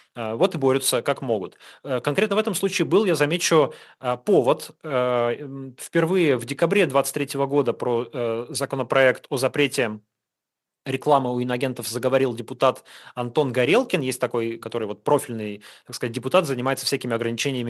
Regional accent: Urals, Russia; Я сам с Урала, я знаю этот регион

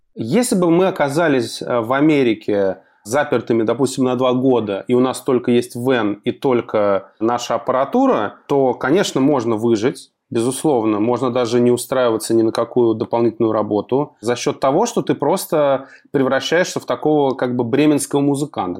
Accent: Russia; мы из России

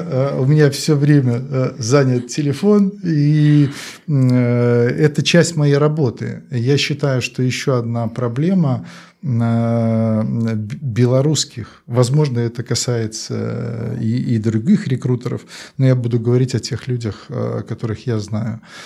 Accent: Belarus; я как все белорусы

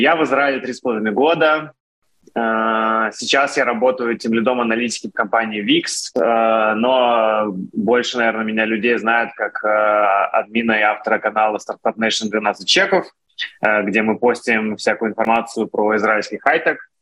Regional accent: Russia; moved away as an adult; now in Israel; я был один из России

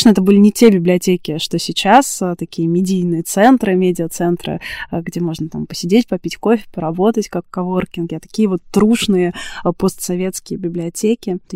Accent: Tula Oblast, Russia; С библиотеками в моей бытности вообще все было супер интересно, потому что я росла в Тульской области. У меня практически не было домашней библиотеки.

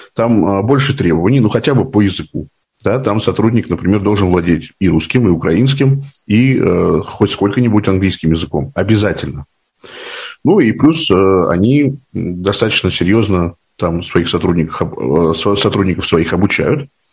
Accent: Moscow, Russia; Мне 41 год, я из Москвы

